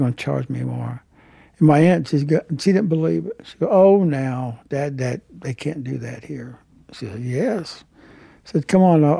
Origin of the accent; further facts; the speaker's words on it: Harmony, Oklahoma, United States; also born or lived in Tulsa, Oklahoma; I was born in Tulsa, Oklahoma, raised in Harmony, Oklahoma, where my family allotments are